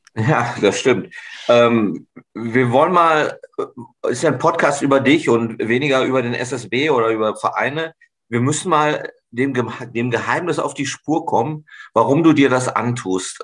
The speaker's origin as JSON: {"language": "German", "region": "North Rhine-Westphalia", "country": "Germany", "said": "als Westfale"}